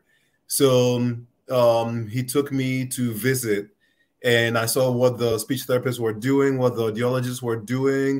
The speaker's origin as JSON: {"language": "English", "country": "Ghana", "tie": "born or raised there", "moved": "yes", "lives_now": "United States", "said": "growing up in Ghana"}